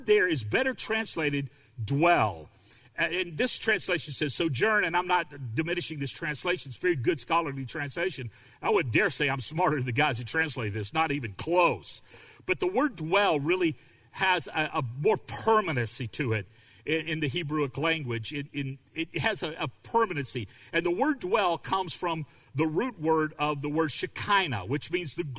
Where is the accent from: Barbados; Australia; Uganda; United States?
United States; the South; I grew up in the South, and I understand what it's like to grow up in a family of racists